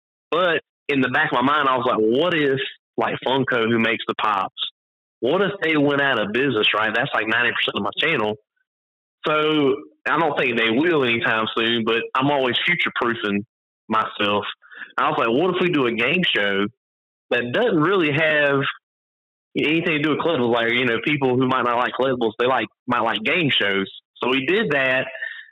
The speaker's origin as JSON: {"language": "English", "region": "the South", "country": "United States", "said": "I'm from the South"}